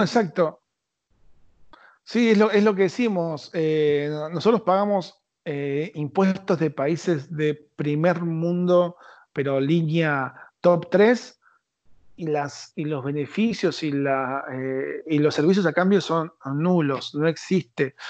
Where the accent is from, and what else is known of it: Argentina